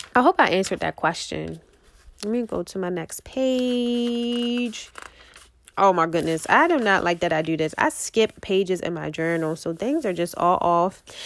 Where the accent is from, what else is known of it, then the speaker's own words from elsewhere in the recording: Baltimore, Maryland, United States; I am from Baltimore, Maryland